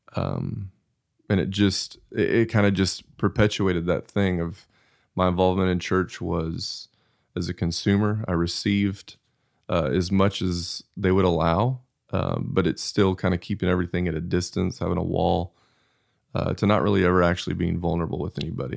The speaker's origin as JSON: {"language": "English", "town": "Abilene", "region": "Texas", "country": "United States", "tie": "born or raised there", "said": "So I grew up in Abilene, Texas, and we were at church anytime"}